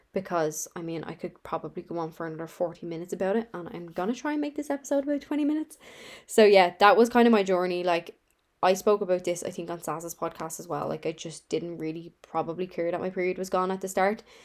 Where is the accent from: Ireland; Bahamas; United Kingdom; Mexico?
Ireland; Dublin, Leinster; I'm from Dublin, Ireland